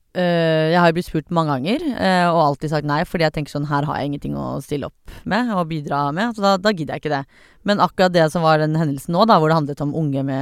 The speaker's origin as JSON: {"language": "Norwegian", "country": "Iran", "said": "som iraner, da, så er det veldig vanlig sånn, sånn du skal bli lege, du skal bli kirurg"}